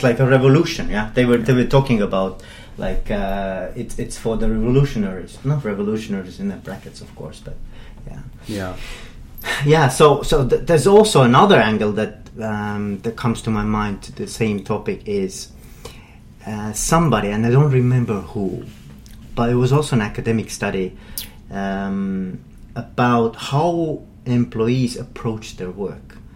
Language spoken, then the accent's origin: English; Ireland; I'm an Irishman